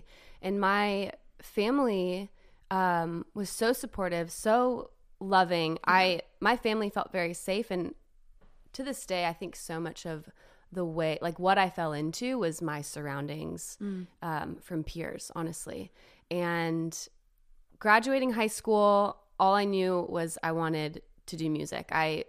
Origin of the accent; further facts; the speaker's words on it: Los Angeles, California, United States; moved away as an adult; also born or lived in Nashville, Tennessee; So I grew up in Los Angeles, California. Started dancing when I was 4.